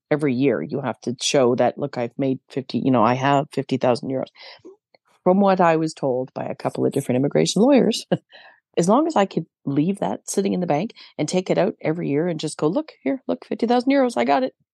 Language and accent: English; Canada; I'm Canadian.